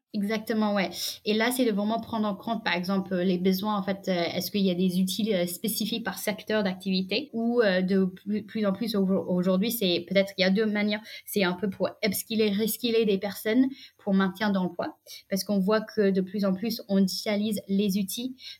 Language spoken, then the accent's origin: French; United States; French is a second language; moved away as an adult; now in France; j'ai grandi aux États-Unis